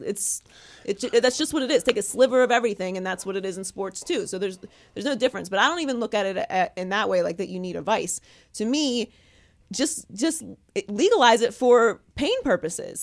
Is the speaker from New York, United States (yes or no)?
no; Pittsburgh, Pennsylvania, United States; also born or lived in Miami; now in California, United States; I live in California. I grew up in Pittsburgh